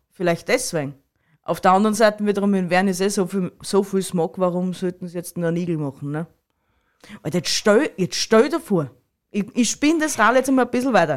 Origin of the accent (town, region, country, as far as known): Styria, Austria